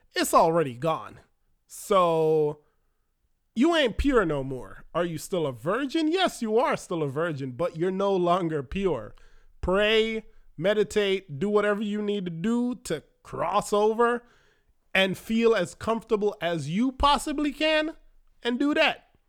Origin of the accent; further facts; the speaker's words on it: Jamaica; moved away as an adult; now in United States; we don't have that in Jamaica